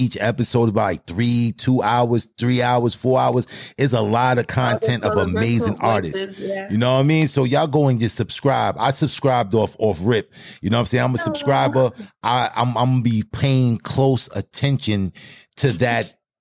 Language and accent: English; New York City, New York, United States; accent: Brooklyn; I'm in Brooklyn, New York. I'm straight from Brooklyn. You don't hear the Brooklyn in my voice